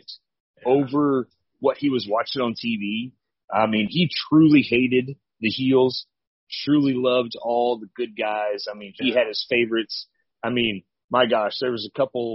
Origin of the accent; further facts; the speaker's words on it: Chillicothe, Missouri, United States; I was born and raised in Missouri. I'm actually from a small little town called Chillicothe, Missouri